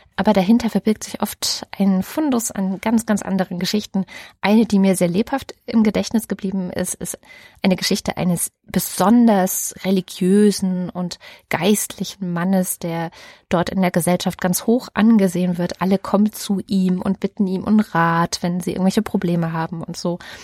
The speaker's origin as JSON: {"language": "German", "region": "East Germany", "country": "Germany", "tie": "born or raised there", "said": "die ich dann wieder aus der DDR-Erfahrung mitgenommen habe"}